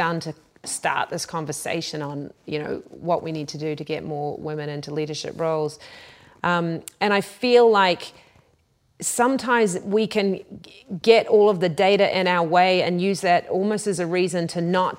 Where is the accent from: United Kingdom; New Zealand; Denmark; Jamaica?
New Zealand; I come from New Zealand, and we, many people may not know, were the first country in the world to give women the vote.